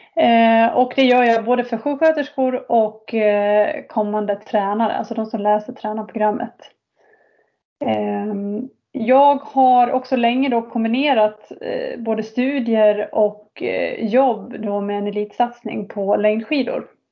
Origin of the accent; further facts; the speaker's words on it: Falun, Dalarna County, Sweden; jag är född och uppväxt i Falun